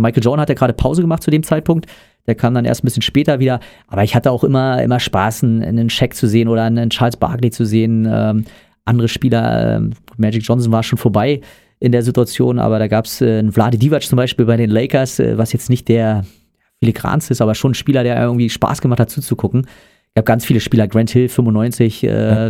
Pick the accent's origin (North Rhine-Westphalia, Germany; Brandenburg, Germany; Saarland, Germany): Brandenburg, Germany; weil ich äh, aus einer Region stamme, wo es kein Basketball gab. Ähm, das heißt, ich komme aus Brandenburg.